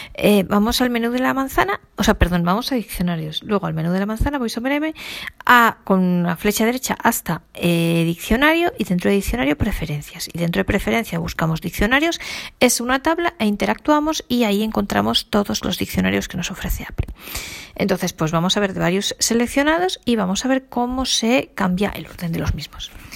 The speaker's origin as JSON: {"language": "Spanish", "country": "Spain", "said": "yo como buena española"}